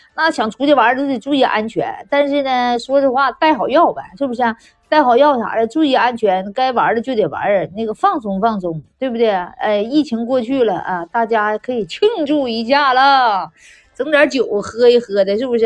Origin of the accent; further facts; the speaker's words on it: China; 咱们生在这中国太幸福了